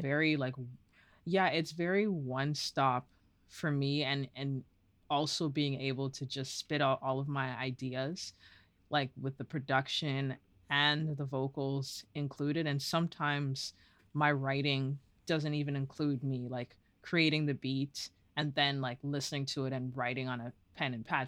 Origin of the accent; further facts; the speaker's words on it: Toronto, Ontario, Canada; also born or lived in Guelph; I am born and raised in Toronto.